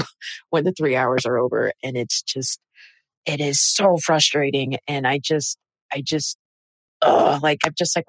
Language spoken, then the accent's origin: English; Houston, Texas, United States; I'm not at all from New York. I'm from Houston, Texas